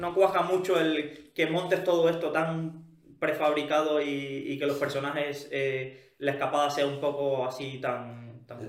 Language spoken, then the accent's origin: Spanish; Cuba; moved away; Yo que provengo de Cuba